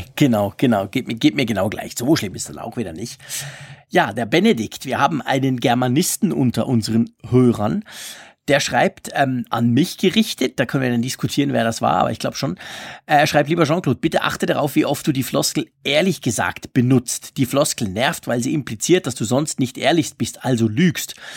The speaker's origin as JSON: {"language": "German", "country": "Switzerland", "said": "ich bin Schweizer, ich kann sowieso nicht Deutsch"}